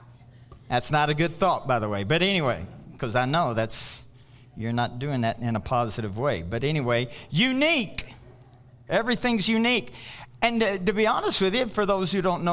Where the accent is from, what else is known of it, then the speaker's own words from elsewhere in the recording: Louisville, Kentucky, United States; moved away as an adult; I go back to Louisville, Kentucky, it's my hometown